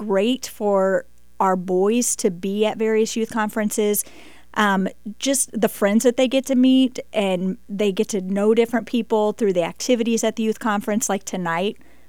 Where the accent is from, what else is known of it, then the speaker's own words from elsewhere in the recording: St. Louis, Missouri, United States; I am from St. Louis. We go to Lafayette Bible Baptist Church in Wildwood, Missouri. It's about 30 minutes right outside of St. Louis.